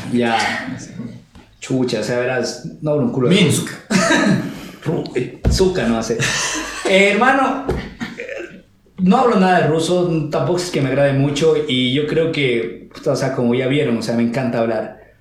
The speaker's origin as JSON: {"language": "Spanish", "country": "Ecuador", "moved": "yes", "lives_now": "Quito, Ecuador", "said": "los ecuatorianos nos adaptamos en cualquier país"}